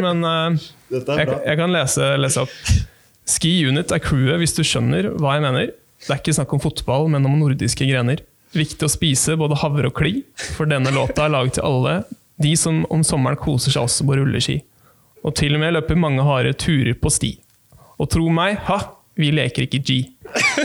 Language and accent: Norwegian; Bærum, Akershus, Norway; Jeg, jeg kommer fra Bærum, jeg også